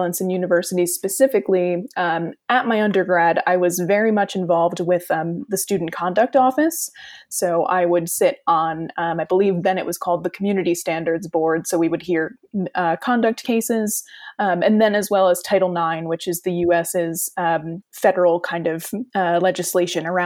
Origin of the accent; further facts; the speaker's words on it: New Jersey, United States; moved away as an adult; also born or lived in Sussex, England; now in York, United Kingdom; I am originally from New Jersey in the US